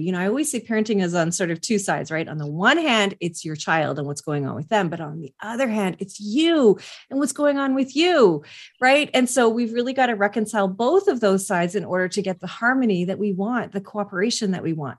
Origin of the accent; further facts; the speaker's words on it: West Coast, Canada; I'm Canadian and, uh, from the West Coast